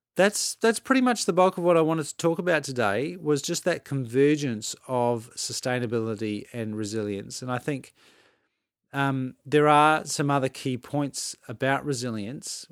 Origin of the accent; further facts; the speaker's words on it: Adelaide, South Australia, Australia; moved away; I grew up in Adelaide, which is in South Australia